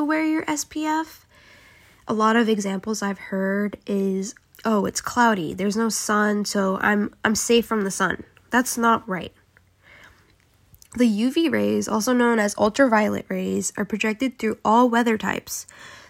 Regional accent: South Korea; moved away; growing up in South Korea.

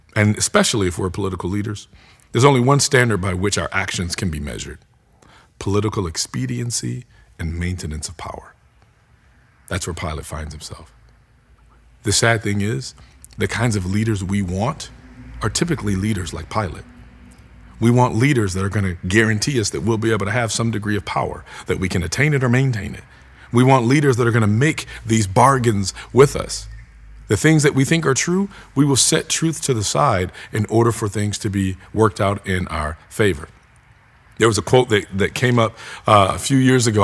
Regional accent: United States; as American Christians

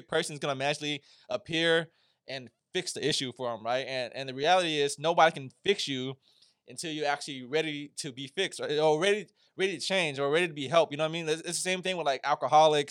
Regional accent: United States; as an Asian man, you know, growing up in America

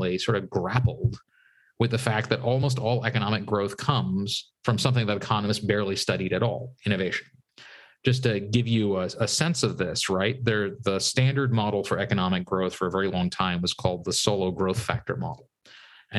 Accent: United States; I grew up outside Washington, D.C.

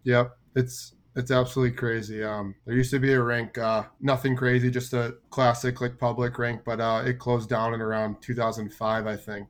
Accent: Chicago, Illinois, United States; moved away as an adult; also born or lived in New Jersey; now in Tucson, United States; I grew up in Chicago, um, played triple A growing up

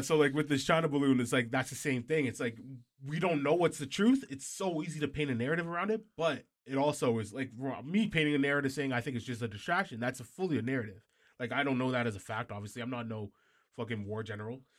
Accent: Canada; we're Canadian, we're not even American

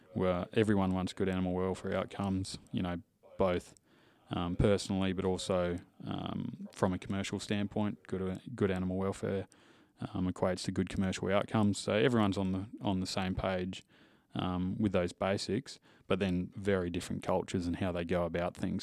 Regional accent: Western Australia, Australia; also born or lived in Indonesia; from W A, uh, producer family. So, grew up on cattle farms and cattle stations.

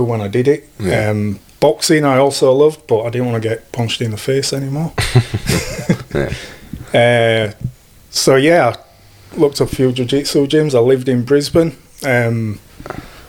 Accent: Yorkshire and the Humber, United Kingdom; moved away as an adult; now in Australia; originally from Yorkshire in England. I moved over here when I was 29

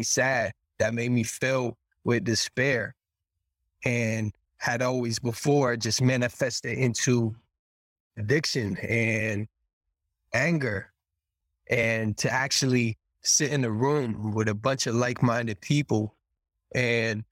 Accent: Boston, Massachusetts, United States; I grew up in Boston.

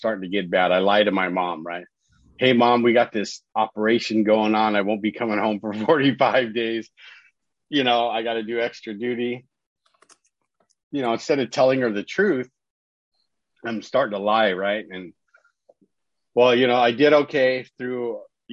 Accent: Orange County, California, United States; I live here in California, right? So I'm from Orange County, California.

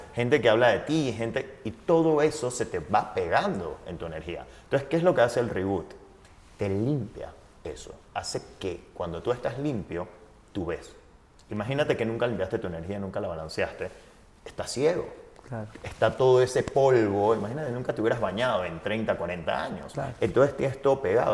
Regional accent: Panama; Yo soy, primero nací, vivo en Panamá

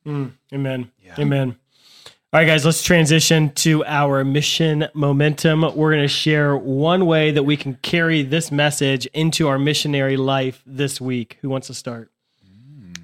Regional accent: United States; We're we're American Catholics

